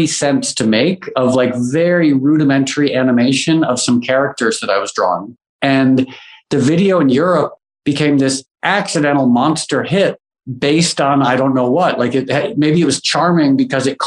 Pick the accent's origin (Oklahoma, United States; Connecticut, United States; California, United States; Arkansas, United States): Connecticut, United States; Where I grew up in Connecticut